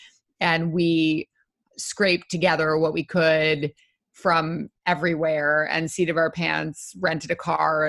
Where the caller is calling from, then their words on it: New York, United States; also born or lived in Brooklyn, United States; We're currently upstate in the Hudson Valley. My folks have a house up here that we have been crashing at for a couple of months.